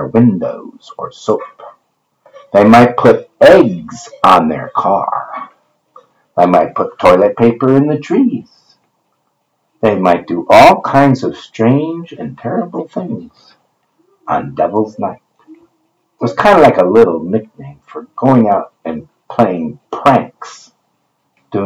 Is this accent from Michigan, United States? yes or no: yes; Rochester, Michigan, United States; where I grew up in Michigan. Northport, no, that was where I vacationed. It was Rochester, Michigan.